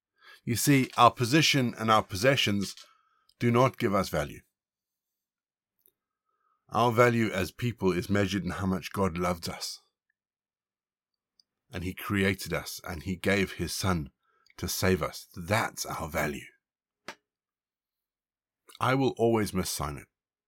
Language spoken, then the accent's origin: English; Zimbabwe; also born or lived in South Africa; Like so many people growing up in Zimbabwe and South Africa, we had servants.